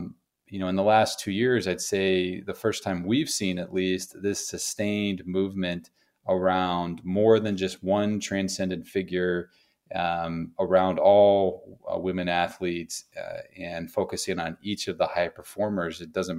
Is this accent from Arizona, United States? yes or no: yes; Tucson, Arizona, United States; born there; I mean, I was born in Arizona. I was born in Tucson, so I love Arizona too.